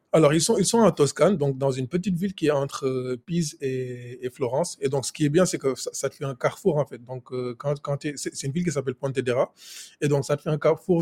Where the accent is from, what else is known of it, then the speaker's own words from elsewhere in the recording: Senegal; moved away as an adult; also born or lived in France; Je suis né et j'ai grandi au Sénégal